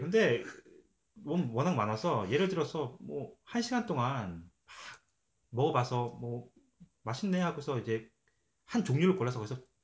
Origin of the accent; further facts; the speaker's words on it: South Korea; now in London, Canada; 저는 한국 사람이라서